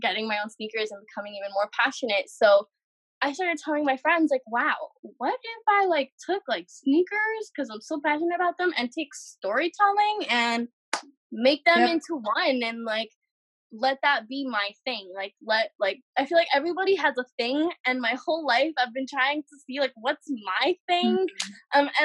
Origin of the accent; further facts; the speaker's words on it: New York City, New York, United States; also born or lived in Lebanon; born and raised in New York City